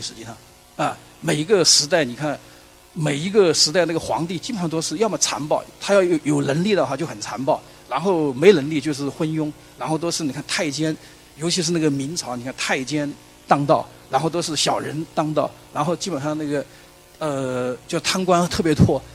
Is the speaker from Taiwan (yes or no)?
no; China; 从前我们中国人是怎么吃饭的？